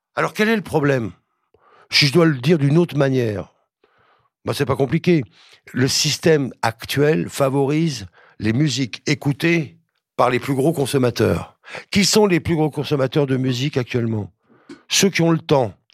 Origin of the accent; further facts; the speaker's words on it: France; en tant que Français